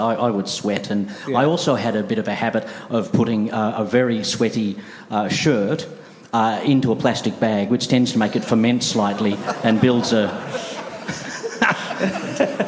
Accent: Australia; moved away; we came from Australia

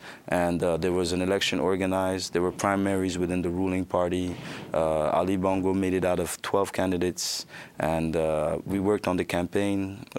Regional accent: Gabon; also born or lived in Virginia, United States; I was born in Gabon from American parents. I was raised in between Gabon and the United States in Virginia, where I attended part of my elementary school in the U.S., part in the French system in Gabon, and back and forth.

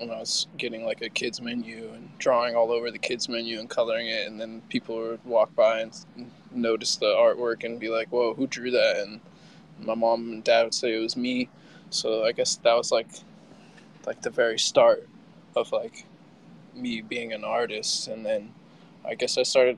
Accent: West Coast, United States; also born or lived in California / Seattle; now in Miami, United States; I was born in California, grew up on the West Coast, like Seattle and California, back and forth. And I live in Miami, Florida now

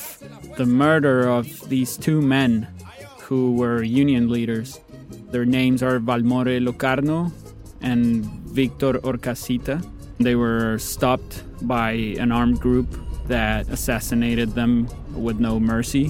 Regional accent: Colombia; I grew up in Colombia

